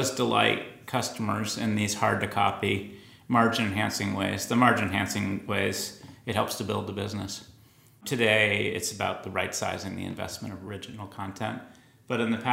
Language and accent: English; Boston, Massachusetts, United States; I grew up in Boston. From Dorchester